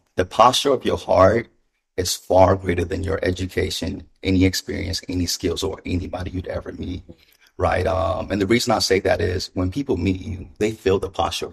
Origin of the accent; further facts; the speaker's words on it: Ghana; moved away; I was born in Ghana. My mother's an immigrant.